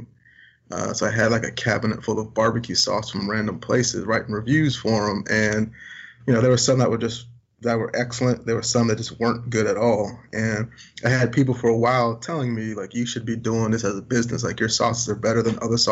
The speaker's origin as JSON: {"language": "English", "town": "Richmond", "region": "Virginia", "country": "United States", "tie": "born or raised there", "said": "Growing up in Richmond, Virginia, where there's not a lot of barbecue"}